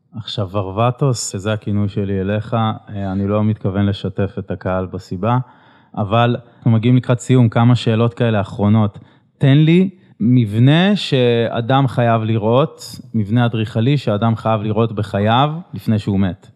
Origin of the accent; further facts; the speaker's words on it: Israel; כי גדלתי בעיר הזאת